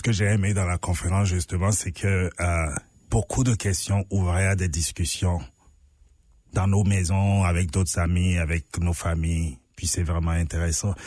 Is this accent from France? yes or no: no; Benin; moved away as an adult; now in Canada; chez moi au Bénin